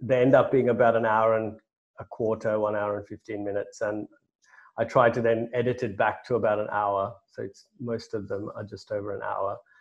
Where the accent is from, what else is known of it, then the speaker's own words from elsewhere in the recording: Sri Lanka; now in United Kingdom; I grew up in Sri Lanka